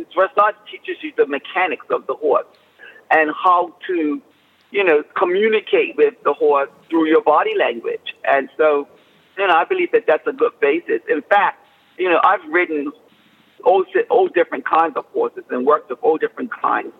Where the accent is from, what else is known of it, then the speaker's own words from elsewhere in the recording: Bermuda; moved away; I was raised and born and raised in Bermuda